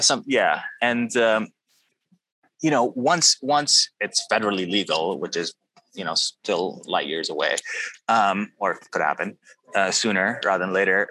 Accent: Pakistan; moved away; I grew up in Pakistan

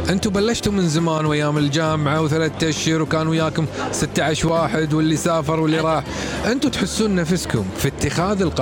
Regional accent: Kuwait; احنا كويتيين اوكي عندنا عائله عندنا ربع عندنا مطاعم عندنا شاليهات سفرات

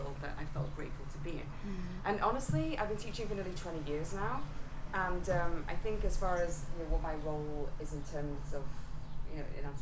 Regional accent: England, United Kingdom; now in United States; I'm not from these parts, right? I'm English

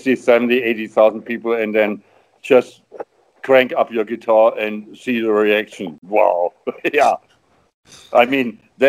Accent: Hanover, Lower Saxony, Germany; Hey, I'm from Hanover. I'm out of Hanover, you know. I'm a guy from Hanover

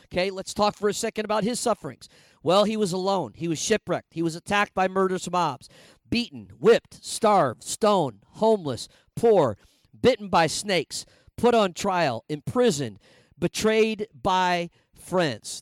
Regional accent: Indiana, United States; moved away as an adult; also born or lived in Minneapolis; I grew up in Indiana, was going to Bible college in Minneapolis

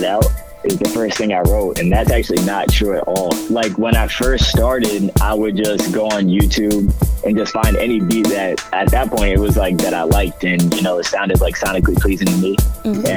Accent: Wethersfield, Connecticut, United States; also born or lived in Hartford, Connecticut; I grew up in Weathersfield, Connecticut

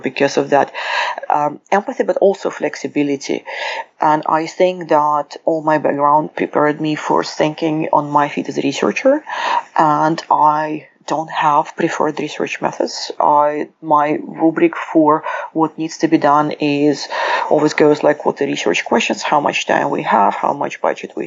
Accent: Ukraine; accent: Russian; also born or lived in United Kingdom; now in Seattle, United States; I was born in Ukraine, the accent is Russian, the passport is British, I live in Seattle.

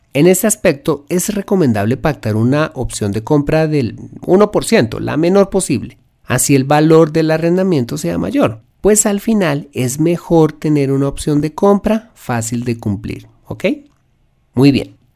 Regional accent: Colombia

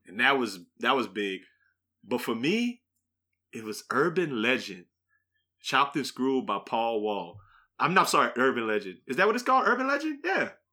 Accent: New Iberia, Louisiana, United States; moved away; we grew up in New Iberia

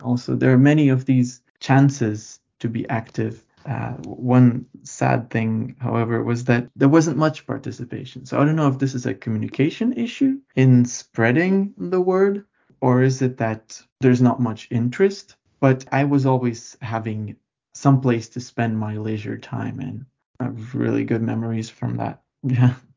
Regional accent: Lithuania; moved away as an adult; now in Mikkeli, Finland; I come from Lithuania. I was born there and uh, lived there my whole life before coming here.

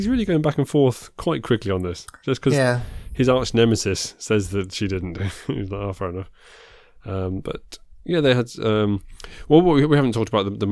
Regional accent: England, United Kingdom; I am so English

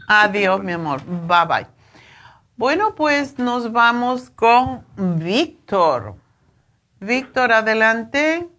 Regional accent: Cuba; yo soy cubana y me crié comiendo eso

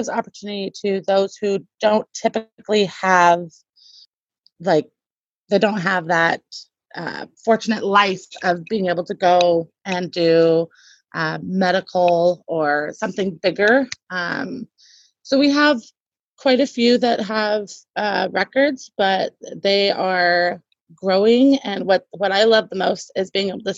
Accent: Portland, Oregon, United States; moved away as an adult; also born or lived in South Carolina / Virginia / New York; now in Tri-Cities, United States; I'm originally from Oregon, Portland, Oregon

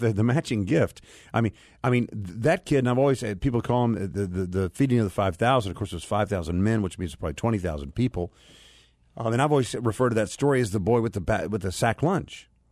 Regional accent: United States; as an American

